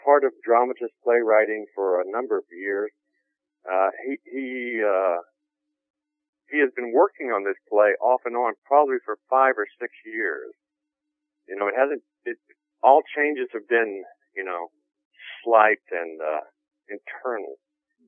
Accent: Arkansas, United States; moved away; I'm originally from Arkansas, and I was at the University of Arkansas at the time. So from a small town in Arkansas

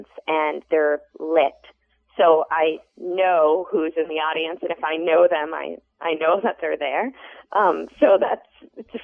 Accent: Boston, Massachusetts, United States; now in Chicago, United States; I'm originally from Boston, and I've love living in Chicago

